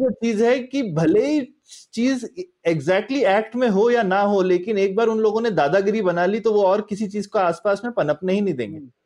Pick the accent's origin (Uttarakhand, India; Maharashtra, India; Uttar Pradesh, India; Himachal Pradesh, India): Uttar Pradesh, India; moved away; also born or lived in Karnataka; मैं यूपी में यूपी से हूँ यूपी में बड़ा हुआ